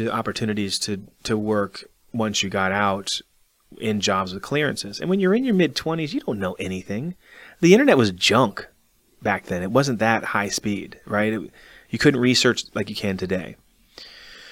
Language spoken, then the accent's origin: English; Arlington, Virginia, United States; that's my hometown. Being from Arlington, Virginia, now I'm stationed in the Army, active duty in my hometown